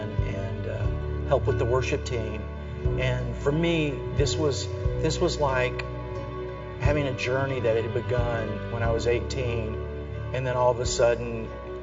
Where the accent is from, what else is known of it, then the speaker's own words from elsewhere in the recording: Minden, Louisiana, United States; I grew up in Minden, Louisiana